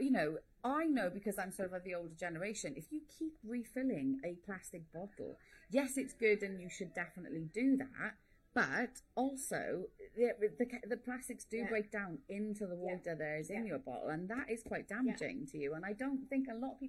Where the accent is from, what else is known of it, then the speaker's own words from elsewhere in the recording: Welsh, Wales, United Kingdom; being Welsh